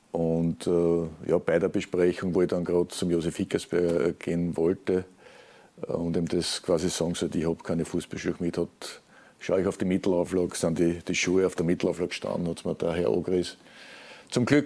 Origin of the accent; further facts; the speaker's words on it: Vienna, Austria; als Wiener natürlich auch äh, aufgewachsen worden mit diesem Turnier